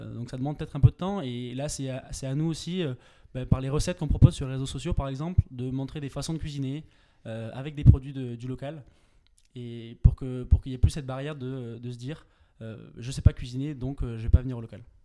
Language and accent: French; Pyrenees, France; moved away as an adult; je viens des Pyrénées